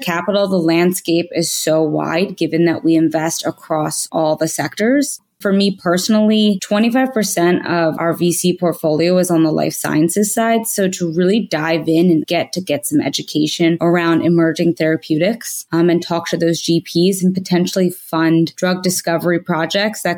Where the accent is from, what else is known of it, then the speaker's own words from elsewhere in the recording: Philadelphia, Pennsylvania, United States; also born or lived in New York, New Jersey; I grew up in the Philadelphia region